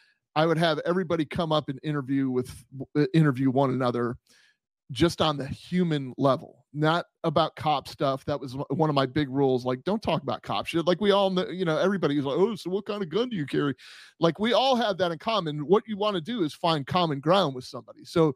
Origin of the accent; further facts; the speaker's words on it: Puerto Rico; I mean, I grew up in Puerto Rico and my dad played professional cricket.